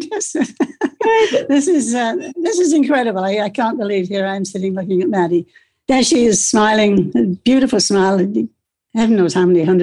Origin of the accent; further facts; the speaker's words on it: Toward Point, Scotland, United Kingdom; born there; I was born in Scotland on the the west coast of Scotland, a very t- small place called Toward Point, which is literally, I think there's a lighthouse there.